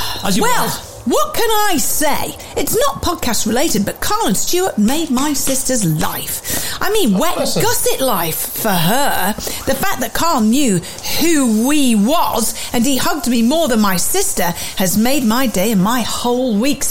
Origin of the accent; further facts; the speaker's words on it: South East England, United Kingdom; I'm from Buckinghamshire.